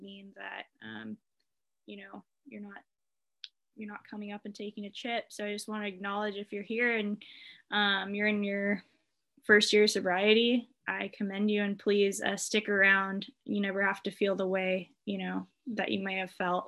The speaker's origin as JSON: {"language": "English", "town": "Irvine", "region": "California", "country": "United States", "tie": "born or raised there", "said": "I grew up in Irvine, California"}